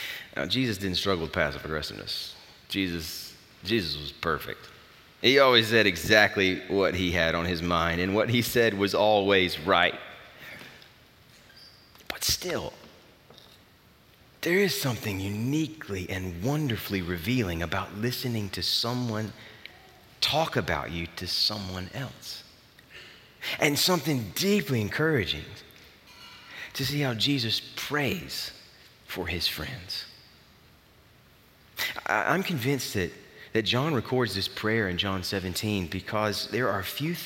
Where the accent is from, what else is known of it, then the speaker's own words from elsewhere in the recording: the South, United States; I grew up in the South